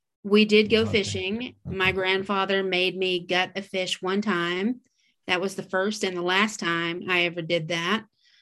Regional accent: Texas, United States; I quit beef. That almost eliminates me as a Texan

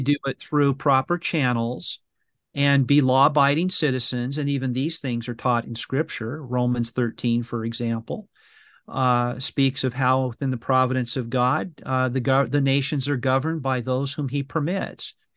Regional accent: Brea, California, United States; I went to the the brea improv which is a, a comedy uh, house yeah. you know in my hometown in california

